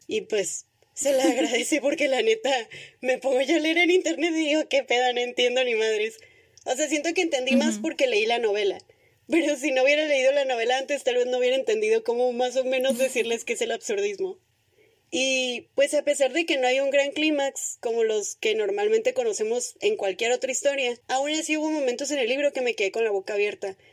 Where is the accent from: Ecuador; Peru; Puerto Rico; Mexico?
Mexico; northern Mexico; para los que no son del norte, aquí comemos carne asada con cualquier excusa